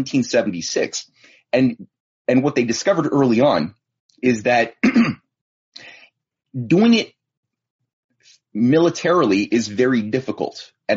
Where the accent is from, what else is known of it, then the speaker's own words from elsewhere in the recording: Canada; as a Canadian